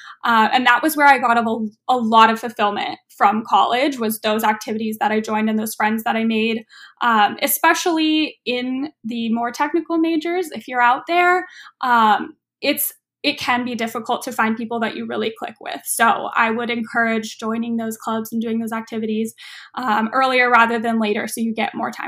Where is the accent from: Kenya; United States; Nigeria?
United States; Los Angeles, California; now in Oakland, United States; Yes, I am from Los Angeles area, but I loved the Bay Area when I went up there for college, and I'm still in Oakland.